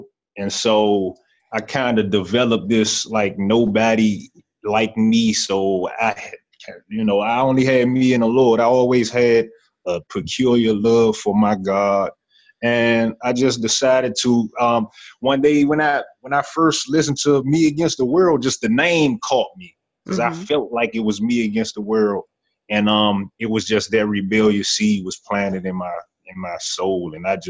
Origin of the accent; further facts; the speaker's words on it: Washington, District of Columbia, United States; being born in 88, that was the time where, like you said, it was the heavy drug epidemic, and it was especially heavy in D.C.